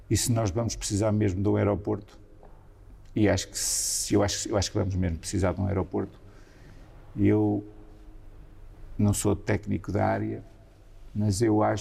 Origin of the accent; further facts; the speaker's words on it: Centro, Portugal; minha zona também foi uma das muito afetadas dos, dos outros incêndios depois na região centro. A minha aldeia, na minha aldeia foi tudo destruído e morreram cinco pessoas em São Juninho.